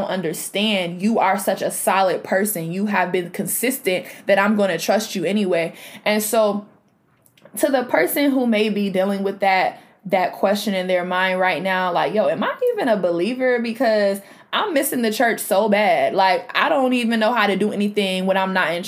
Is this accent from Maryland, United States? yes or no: no; Rochester, New York, United States; my city, I'm from Rochester, New York